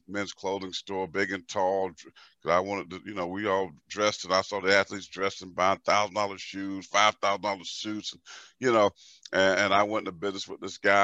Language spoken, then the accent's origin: English; Pageland, South Carolina, United States; growing up in South Carolina, small town, my town is called Pageland